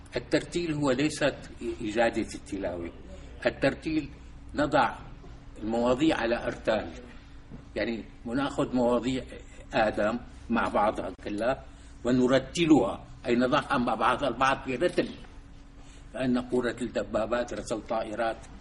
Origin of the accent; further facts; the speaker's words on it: Damascus, Damascus Governorate, Syria; also born or lived in Soviet Union; من مواليد دمشق عام 1938